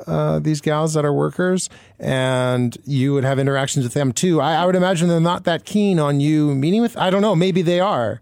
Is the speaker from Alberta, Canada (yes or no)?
no; Manitoba, Canada; I grew up in Manitoba